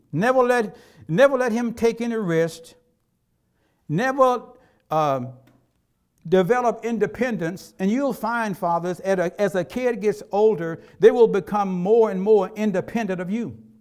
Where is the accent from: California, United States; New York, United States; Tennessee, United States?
Tennessee, United States; When I was growing up in Tennessee